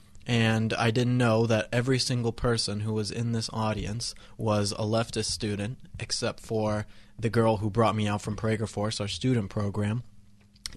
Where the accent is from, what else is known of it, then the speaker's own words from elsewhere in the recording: Colorado, United States; moved away as an adult; now in Los Angeles, United States; I grew up in Colorado, went to CU Boulder